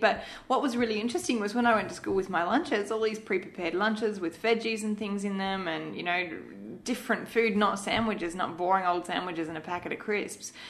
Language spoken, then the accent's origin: English; Malaysia; I grew up in Malaysia